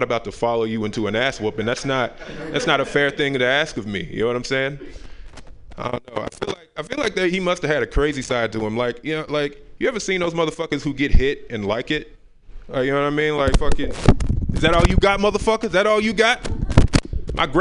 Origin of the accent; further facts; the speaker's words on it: the South, United States; I'm from the South